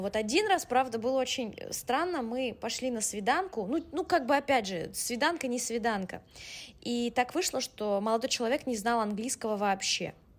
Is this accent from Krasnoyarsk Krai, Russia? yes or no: no; Moscow, Russia; first language Russian; moved away as an adult; also born or lived in Bologna, Italy / Madrid, Spain; now in Istanbul, Turkey; я родилась в Москве